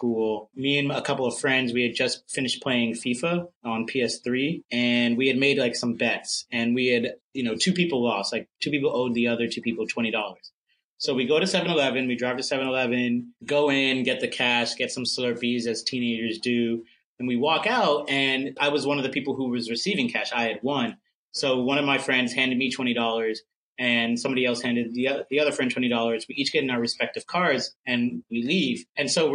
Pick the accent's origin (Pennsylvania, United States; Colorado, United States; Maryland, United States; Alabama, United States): Maryland, United States; Germantown; now in New York City, United States; I am originally from Germantown, Maryland. Now I live in New York City.